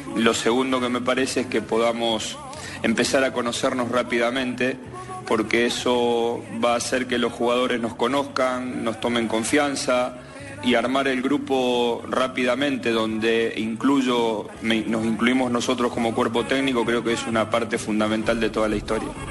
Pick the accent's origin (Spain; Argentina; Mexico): Argentina; Rosario, Santa Fe; moved away; somos de Rosario